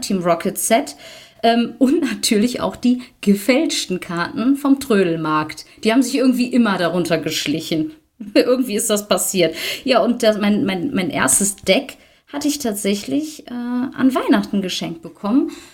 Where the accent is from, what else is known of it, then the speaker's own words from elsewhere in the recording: near Düsseldorf, North Rhine-Westphalia, Germany; ich komme aus der Nähe von Düsseldorf